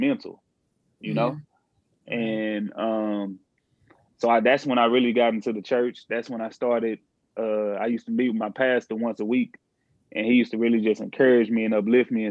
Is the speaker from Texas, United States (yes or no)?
yes; Houston, Texas, United States; I'm from Ailey, Texas, Houston to be exact. Ailey, kind of like the inner city, so to speak. I grew up single parent household